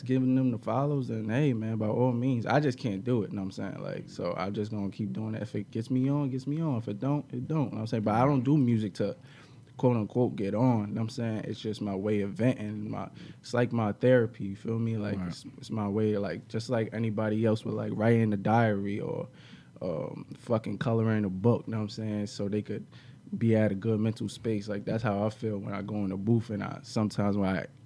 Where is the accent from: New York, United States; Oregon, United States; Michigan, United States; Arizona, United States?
New York, United States; New York City; we grew up in Brooklyn